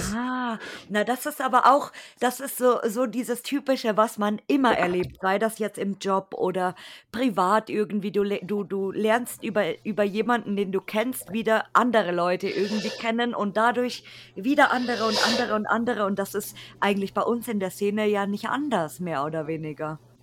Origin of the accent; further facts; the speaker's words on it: Bavaria, Germany; selbst ich als, als Bayer kenne mich nicht in Bayern aus